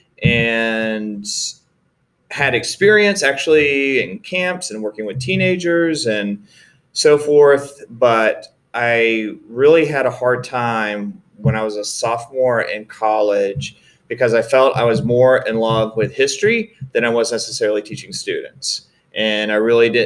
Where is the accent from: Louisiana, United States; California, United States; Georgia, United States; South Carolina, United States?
South Carolina, United States; Greenville; also born or lived in Sanford, North Carolina; my father, who was working for the textile mills, was relocated to Greenville, South Carolina. And that's where I spent my elementary and high school years, was in Greenville, South Carolina